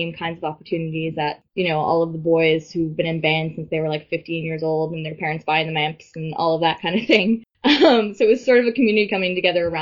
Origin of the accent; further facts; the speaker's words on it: St. John's, Newfoundland and Labrador, Canada; moved away as an adult; also born or lived in Montreal; I moved home from Montreal. And my perspective really shifted. So I kind of made the choice to like stay here in St. John's